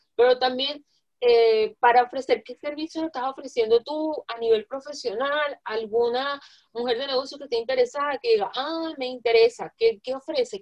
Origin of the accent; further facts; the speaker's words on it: Zulia, Venezuela; Yo soy zuliana de punta a punta, de verdad, de punta a punta